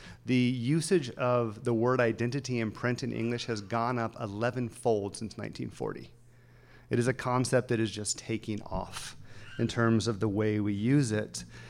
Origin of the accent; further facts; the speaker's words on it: the South, United States; now in Los Angeles, United States; I remember there was part of me that wished I was more of a Christian growing up in the South because I would have fit in more. So then I came to Los Angeles and became a Christian.